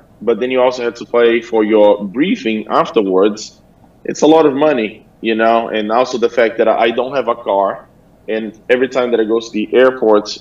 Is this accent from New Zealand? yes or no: yes; New Zealand; moved away; also born or lived in Brazil; So I grew up in New Zealand. I was born in Brazil. I grew up in New Zealand.